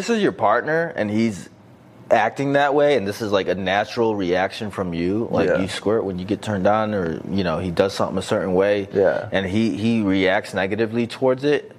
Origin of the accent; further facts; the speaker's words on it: Detroit, Michigan, United States; accent: hood voice; Sorry about my hood voice. I'm from Detroit.